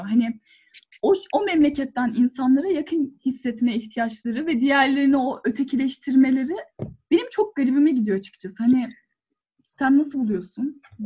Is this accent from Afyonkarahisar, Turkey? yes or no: yes; Afyonkarahisar, Turkey; ben de işte Afyonluyum